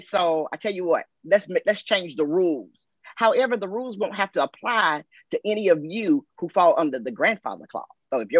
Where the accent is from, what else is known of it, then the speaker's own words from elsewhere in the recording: South Carolina, United States; I'm from South Carolina, okay? Grew up in South Carolina.